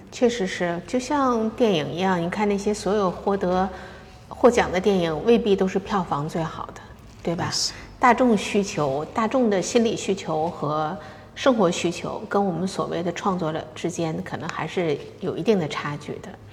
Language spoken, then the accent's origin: Chinese; China; moved away as an adult; now in Los Angeles, United States; 我们是生长在 中国的那种环境下